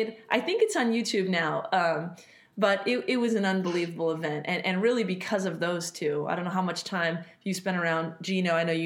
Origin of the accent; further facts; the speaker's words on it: California, United States; obviously I came from the Bay and have a great relationship with Steve Kerr.